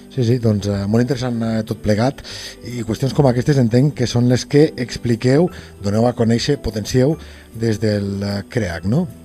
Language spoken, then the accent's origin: Catalan; Lleida, Catalonia, Spain; com que sóc de Tarrandins, som de Lleida